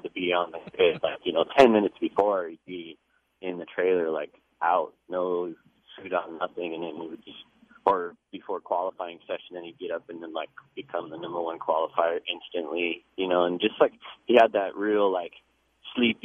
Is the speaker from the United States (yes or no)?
yes; Long Beach, California, United States; I grew up in Long Beach